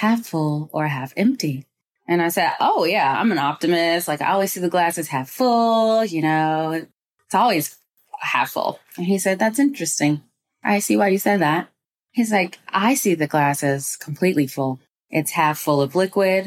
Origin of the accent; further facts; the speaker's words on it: Moorpark, California, United States; also born or lived in Inglewood, California; I grew up in the safest city in America. It's called Moore Park